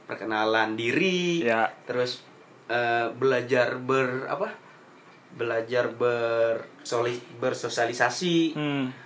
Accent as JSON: {"language": "Indonesian", "region": "Kalimantan", "country": "Indonesia", "said": "jadi karena aku dari Kalimantan nih."}